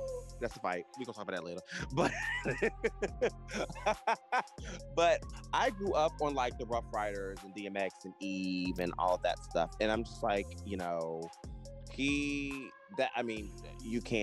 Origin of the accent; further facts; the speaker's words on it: Virginia Beach, Virginia, United States; I am from Virginia Beach, and I am from an area where the seafood is high quality